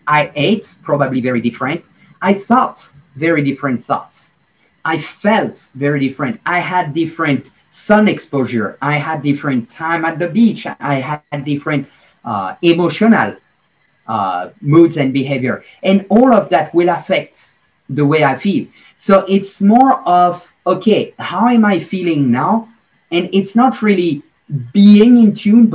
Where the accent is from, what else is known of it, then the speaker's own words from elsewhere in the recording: Belgium; I'm from Belgium.